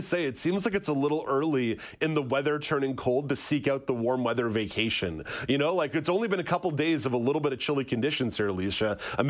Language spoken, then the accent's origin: English; Canada; We are Canadian idiots up here in our own special way.